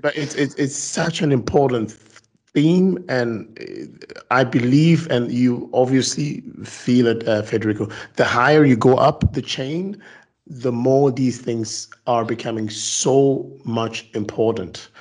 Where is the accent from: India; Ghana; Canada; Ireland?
Ghana; now in Belgium; I'm actually Ghanaian born, um, living in Belgium